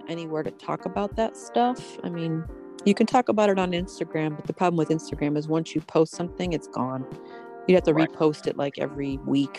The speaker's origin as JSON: {"language": "English", "region": "Pennsylvania", "country": "United States", "tie": "born or raised there", "said": "I grew up in Pennsylvania in the country, so we hunted and stuff"}